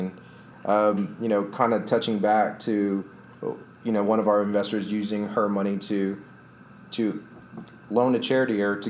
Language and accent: English; Austin, Texas, United States; I'm from Austin. I love Austin.